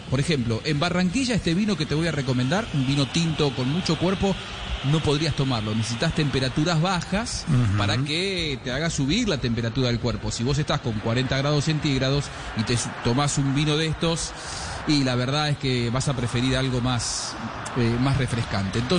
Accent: Argentina; soy argentino tradicionalmente, pero y de nacimiento

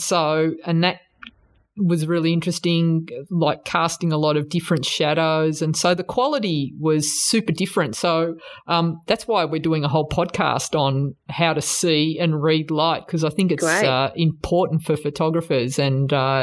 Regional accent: Australia; We're Aussie as Adrian

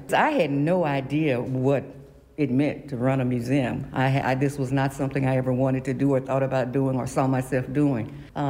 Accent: Philadelphia, Pennsylvania, United States; because I'm from Mill Creek, too.

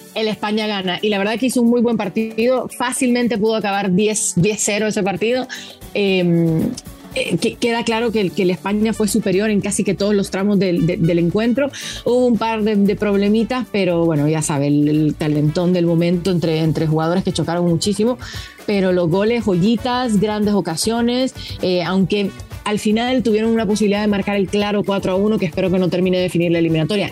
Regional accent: Honduras; Yo estoy aquí soñando como hondureña

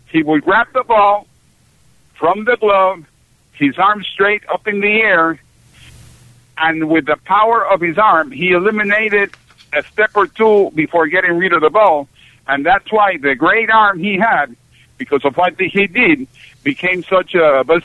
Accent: Puerto Rico; first language Spanish; English is a second language; also born or lived in Panama / Seattle, Washington; I grew up in Puerto Rico, Panama, and Seattle, Washington.

